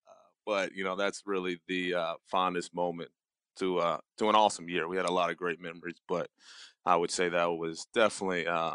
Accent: Gwinnett County, Georgia, United States; I'm from Georgia, born and raised, grew up in Gwinnett County. So, you know, pretty close to Athens

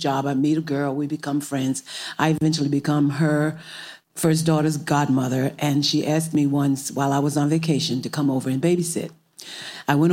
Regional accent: Newark, New Jersey, United States; I was born in Newark, New Jersey, and I discovered music in my home

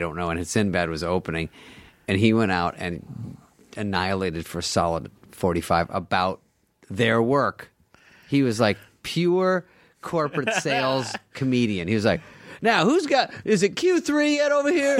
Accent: Arizona, United States; moved away; I'm 23, I'm from Arizona

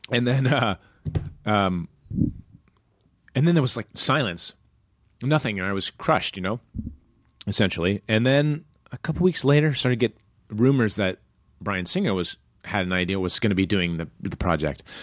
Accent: Iowa, United States; moved away; growing up in Iowa

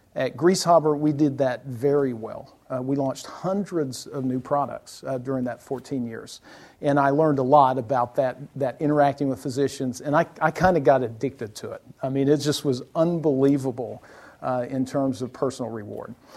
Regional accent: South Alabama, United States; moved away; I was born in South Alabama

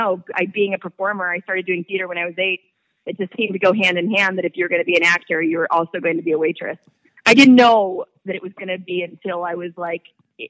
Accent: California, United States; Orange County, California, and oddly, I'm down here today.

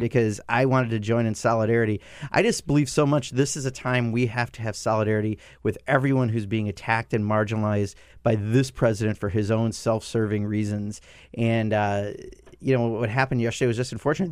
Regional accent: Wisconsin, United States; This is a deindustrialized part of Wisconsin. My hometown, fourteen thousand people used to make cars.

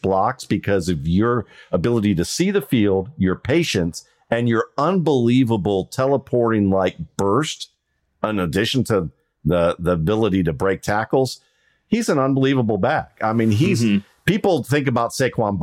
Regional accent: Cleveland, Ohio, United States; moved away; I grew up in Cleveland, Ohio for a little bit

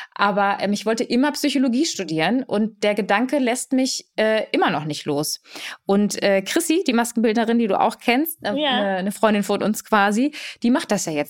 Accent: Germany; first language Polish; German is a second language; ich bin in Deutschland geboren, aber meine Eltern kommen aus Katowice mhm. und aus Lodz

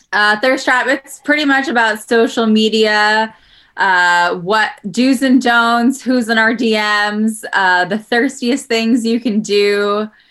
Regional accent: New York City, New York, United States; moved away as an adult; also born or lived in Los Angeles; now in Jersey City, United States; I'm from Queens

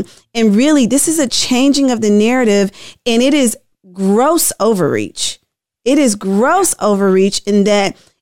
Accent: Tennessee, United States; I'm from Tennessee, and we're in a supermajority state as well

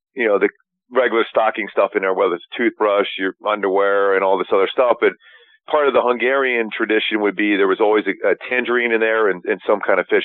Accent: Philadelphia, Pennsylvania, United States; We grew up in Philly

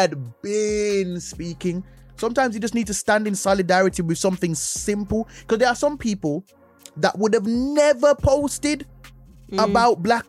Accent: Jamaica; moved away; I grew up in Jamaica

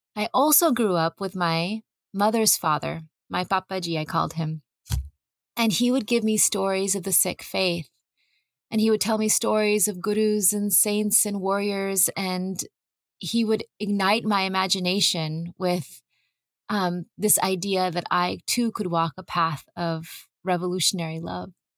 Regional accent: California's Central Valley, United States; I grew up in California's Central Valley

